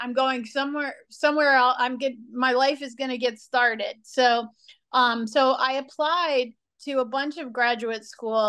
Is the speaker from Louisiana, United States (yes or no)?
yes; New Orleans, Louisiana, United States; moved away as an adult; now in Los Angeles, United States; I was born in New Orleans, which when I was born, and still to this day, is not the capital of the entertainment business.